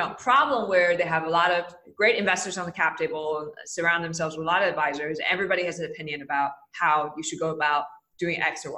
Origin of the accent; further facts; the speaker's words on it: Taipei, Taiwan; moved away as an adult; I grew up in Taipei, Taiwan. I was there till I was 18 as a child